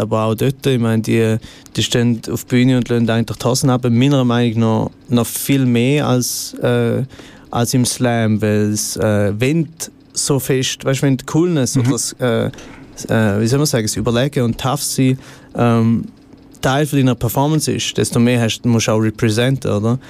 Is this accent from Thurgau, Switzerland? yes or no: no; Goldach, St. Gallen, Switzerland; accent: St. Gallen dialect; also born or lived in Rorschach; Geboren bin ich äh, in Rorschach, glaube ich. Dort war, glaube das äh, Spital. Mhm. Gewesen, äh, und aufgewachsen bin ich in Goldach am Bodensee